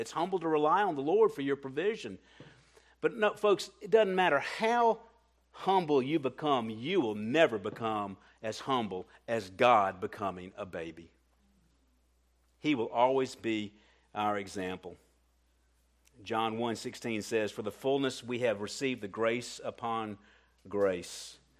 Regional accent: Colombia; I'm a little sensitive to that because I came from Colombia, and if anybody's been in Colombia, it's a real issue down there.

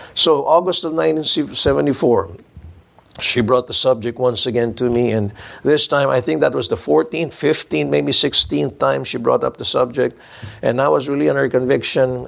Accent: Philippines; I told them I was from the Philippines

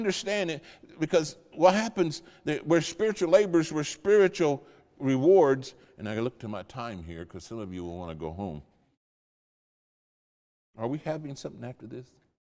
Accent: the Midlands, England, United Kingdom; moved away; There's a term we use in England, especially in the Midlands

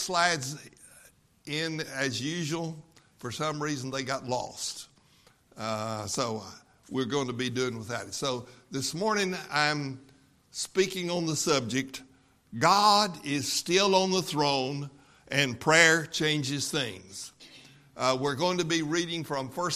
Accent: West Texas, United States; I grew up in West Texas, about 200 miles west of here.

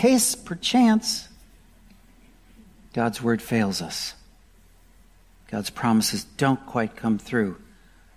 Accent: Wisconsin, United States; I grew up in Wisconsin, and I was very familiar with tornadoes

